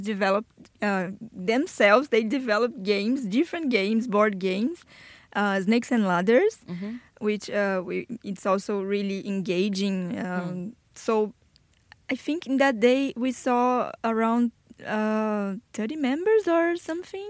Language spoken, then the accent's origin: English; Brazil; English is a second language; moved away as an adult; now in Bradford, United Kingdom; I am from Brazil